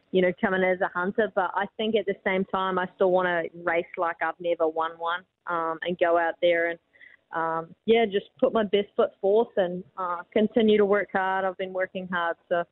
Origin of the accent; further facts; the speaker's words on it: Dunedin, Otago, New Zealand; I'm from Dunedin. I was born and raised here.